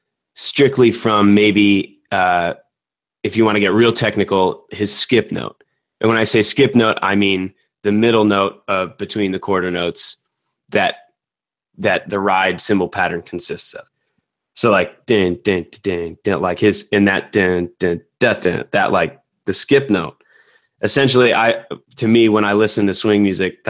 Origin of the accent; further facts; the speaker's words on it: Tucson, Arizona, United States; now in Los Angeles, United States; I grew up in Tucson, Arizona